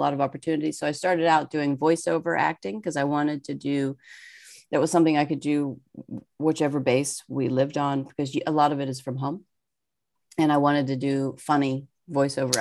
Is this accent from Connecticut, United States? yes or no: no; Pittsburgh, Pennsylvania, United States; also born or lived in Seattle; now in New Jersey, United States; I grew up in Pittsburgh, Pennsylvania